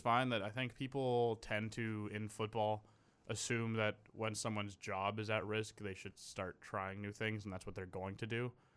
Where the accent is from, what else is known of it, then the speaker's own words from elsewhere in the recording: Canada; as a Canadian